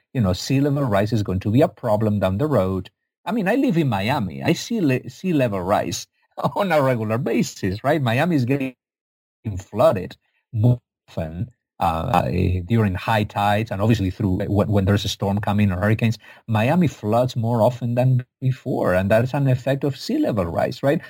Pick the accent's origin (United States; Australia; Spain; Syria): Spain; I'm from Spain, not from Egypt.